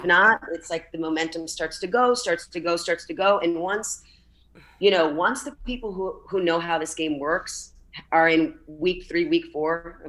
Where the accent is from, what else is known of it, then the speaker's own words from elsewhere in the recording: Miami, Florida, United States; And I'm from Miami and, you know, not born, but raised here.